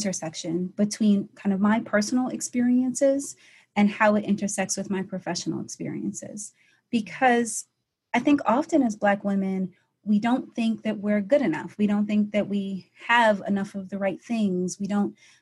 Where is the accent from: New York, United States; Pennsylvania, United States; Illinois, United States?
New York, United States; New York City; I am originally from Brooklyn, New York, and I kind of grew up in a family of kind of warrior women